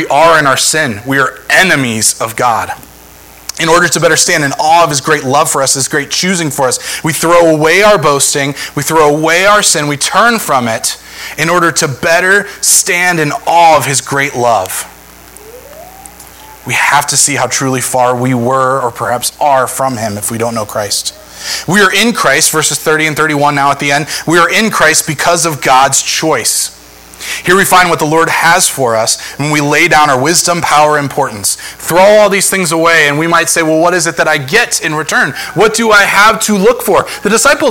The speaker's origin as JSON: {"language": "English", "region": "Northeast Ohio", "country": "United States", "said": "I'm from Northeast Ohio"}